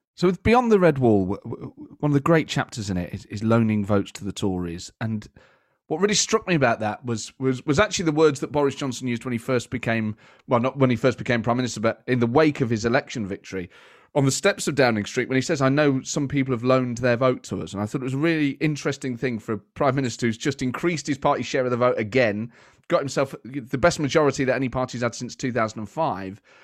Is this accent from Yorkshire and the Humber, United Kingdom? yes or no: no; Nottingham, East Midlands, United Kingdom; moved away; I grew up in Nottingham